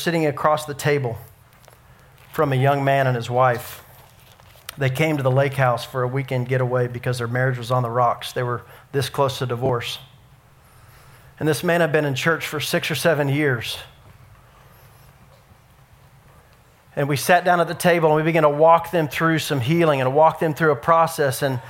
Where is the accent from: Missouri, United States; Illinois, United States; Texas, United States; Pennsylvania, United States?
Texas, United States; Dallas; I grew up in Dallas and we went to Six Flags